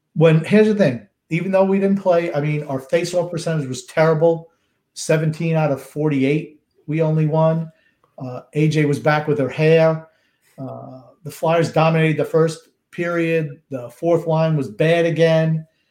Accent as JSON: {"language": "English", "town": "Rockville Centre", "region": "New York", "country": "United States", "tie": "born or raised there", "said": "I was born in uh, New York, Rockville Center"}